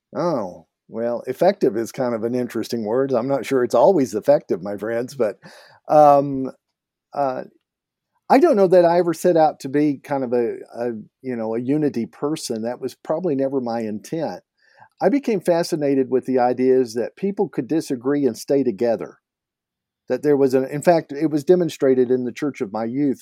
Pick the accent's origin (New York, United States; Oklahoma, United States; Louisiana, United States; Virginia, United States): Oklahoma, United States; now in Alberta, Canada; I grew up in Oklahoma, and we called it pot there